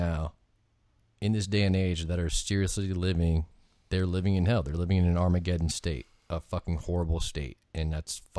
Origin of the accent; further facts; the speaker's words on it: United States; I'm American